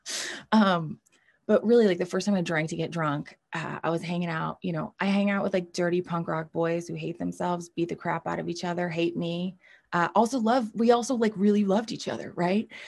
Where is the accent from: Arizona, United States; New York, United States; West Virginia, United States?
New York, United States; moved away as an adult; now in Los Angeles, United States; I'm from New York. I grew up in New York